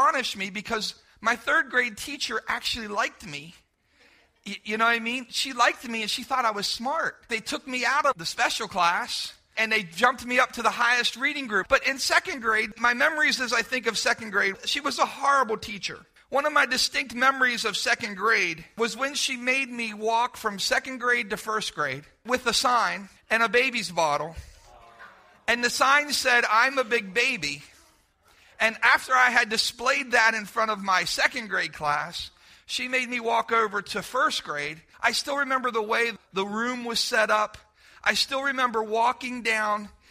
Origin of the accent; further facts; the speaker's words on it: Centerville, United States; When I was a kid growing up in Centerville